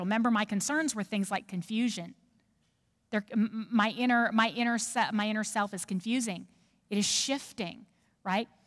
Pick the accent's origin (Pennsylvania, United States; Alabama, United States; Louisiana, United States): Louisiana, United States; New Orleans; now in Knoxville, United States; I'm from New Orleans. So i have got feisty Cajun in me.